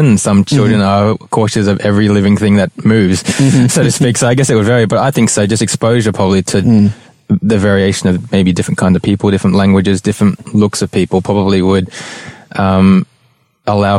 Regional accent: Melbourne, Victoria, Australia; in Australia, like growing up in Melbourne

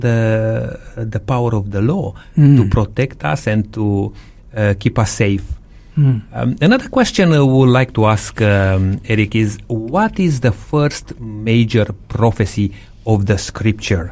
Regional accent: Transylvania, Romania; moved away; I came from Transylvania, Romania, which we raise sheep there

